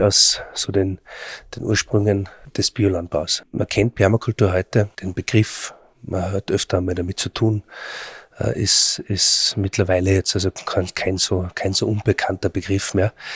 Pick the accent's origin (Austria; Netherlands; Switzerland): Austria; Bei uns in Österreich